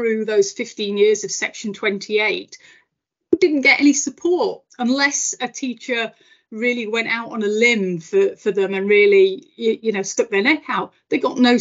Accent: Yorkshire and the Humber, United Kingdom; moved away; also born or lived in Liverpool / Suffolk; I grew up in South Yorkshire.

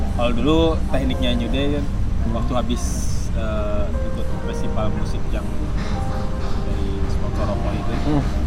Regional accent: Kalimantan, Indonesia; kita dari Kalimantan

